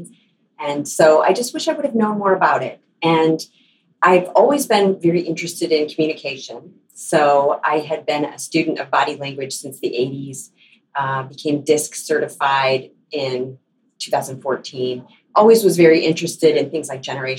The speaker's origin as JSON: {"language": "English", "town": "Lansing", "region": "Michigan", "country": "United States", "tie": "born or raised there", "also_born_or_lived": "Oklahoma", "said": "I was born in Lansing, Michigan, and grew up there most of my life, lived in Oklahoma briefly"}